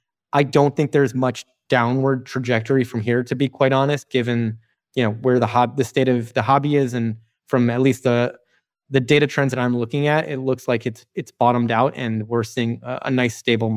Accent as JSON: {"language": "English", "town": "Chicago", "region": "Illinois", "country": "United States", "tie": "born or raised there", "said": "Weirdly, I grew up in Chicago and I don't collect Michael Jordan."}